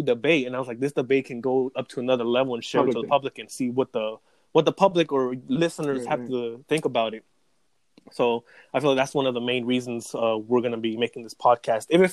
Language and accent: English; Riverdale, Maryland, United States; I am from Riverdale, Maryland